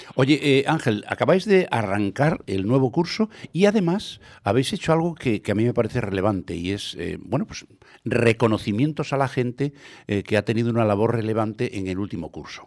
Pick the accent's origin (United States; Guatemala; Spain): Spain; Santiago de Compostela, Galicia; yo que me crié en Tras Santa Clara